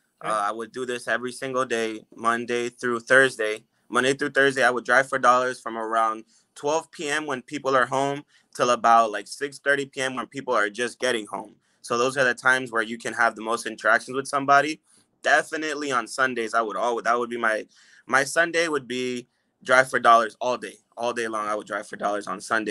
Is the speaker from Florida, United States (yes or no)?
yes; Orlando, Florida, United States; I was raised in Orlando, so I know the area very well